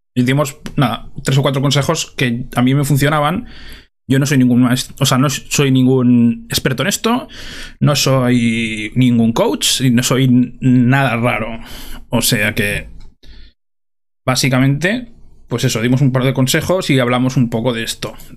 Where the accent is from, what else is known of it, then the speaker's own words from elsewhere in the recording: Spain; como somos españoles